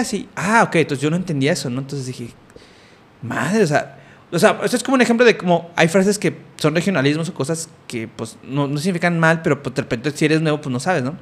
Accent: Mexico; moved away; en mi contexto en el que yo crecí allá en México

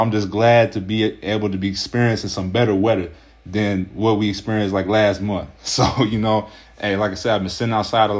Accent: Ohio, United States; I'm from Ohio

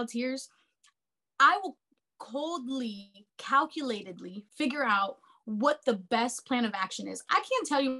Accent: United States; I grew up in America

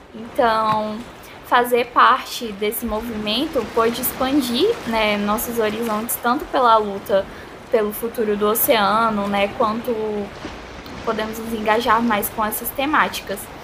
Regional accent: Ceará, Brazil; sou aqui do Ceará

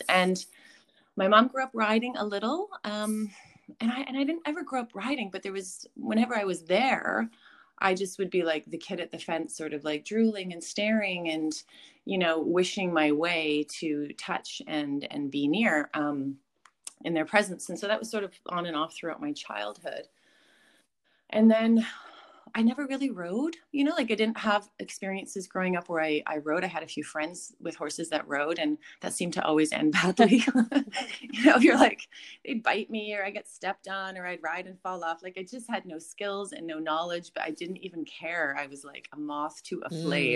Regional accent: Sunshine Coast, British Columbia, Canada; I grew up here on the Sunshine Coast, so I lived in West Seashell at the time.

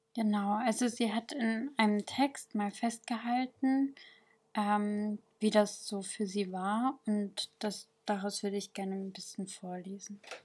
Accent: Sanaa, Yemen; now in Germany; ich bin im Jemen in Sanra geboren

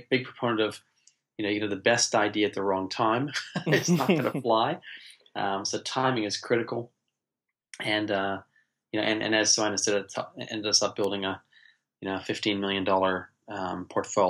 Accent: United States; now in New Zealand; I'm American originally. I've been living here in New Zealand, in the most beautiful country, best country in the world, for the last, 33 years

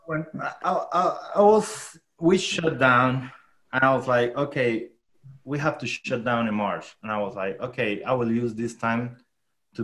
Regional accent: Chinácota, Norte de Santander, Colombia; English is a second language; moved away; I'm from a small town called Chinacota

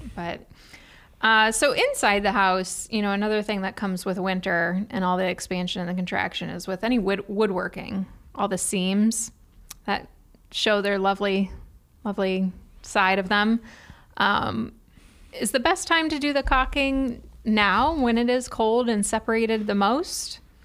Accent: Cleveland, Ohio, United States; moved away; I'm from Cleveland, so I already feel like I live in the South

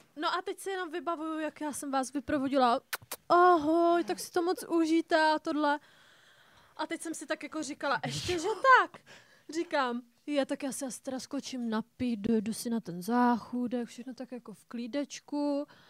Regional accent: Czechia; jsem typický Čech

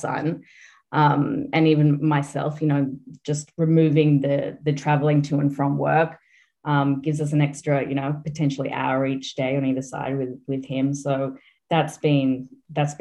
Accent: Australia; moved away; I'm Australian, so you probably picked up at this point

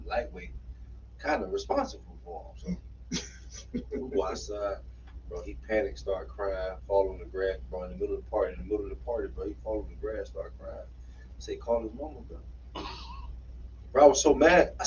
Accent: Florida, United States; moved away; we from the same area. We from 239.

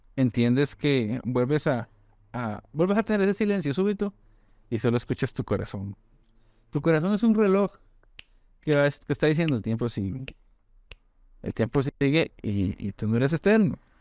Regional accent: Costa Rica; moved away as an adult; also born or lived in Brazil / Spain; los dos somos de Costa Rica

